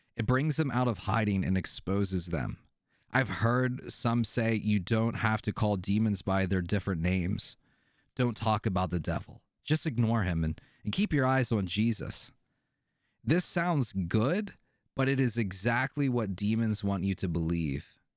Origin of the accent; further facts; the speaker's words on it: Pennsylvania, United States; I'm from Pennsylvania.